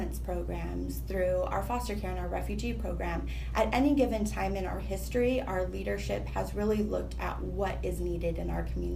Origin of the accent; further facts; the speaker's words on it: Utah, United States; moved away as an adult; now in Washington, D.C., United States; I grew up in Utah